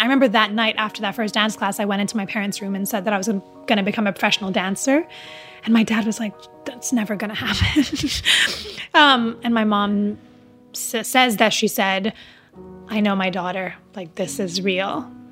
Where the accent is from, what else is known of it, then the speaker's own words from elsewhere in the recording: Dubai, United Arab Emirates; moved away; also born or lived in Riyadh, Saudi Arabia / Palestine / America; growing up in Dubai